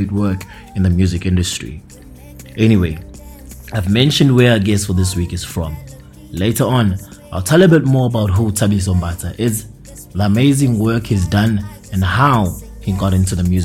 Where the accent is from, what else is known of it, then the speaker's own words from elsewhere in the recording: Empangeni, KwaZulu-Natal, South Africa; my hometown Empangeni in KwaZulu Natal